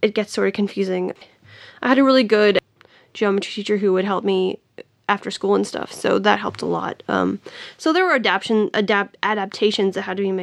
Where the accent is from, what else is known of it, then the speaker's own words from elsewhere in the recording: Tennessee, United States; also born or lived in Nashville, Tennessee; I grew up in a small town about an hour and a half from Nashville